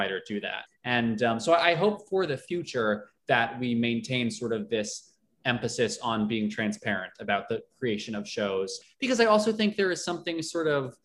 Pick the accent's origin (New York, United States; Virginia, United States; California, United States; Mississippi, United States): New York, United States; Long Island; I grew up on Long Island